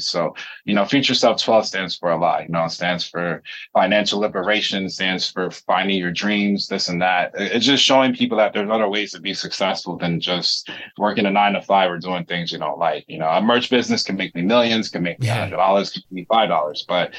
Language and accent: English; North Carolina, United States; I'm from North Carolina too, and I live in Florida and back and forth from California.